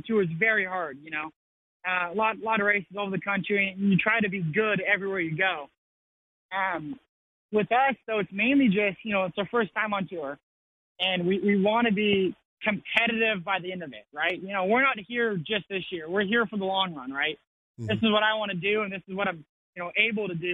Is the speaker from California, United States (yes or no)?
yes; California, United States; moved away; also born or lived in Missouri; I grew up in California where you could play water polo and swim year round.